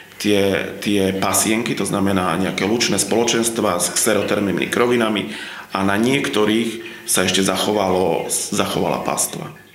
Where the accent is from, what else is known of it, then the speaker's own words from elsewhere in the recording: Slovakia; moved away; ja som vyrastal v Tatrách